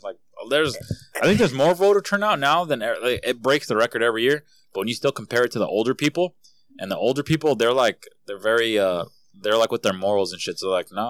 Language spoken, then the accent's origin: English; California, United States; because we're from California. There's other states that don't fuck with that shit.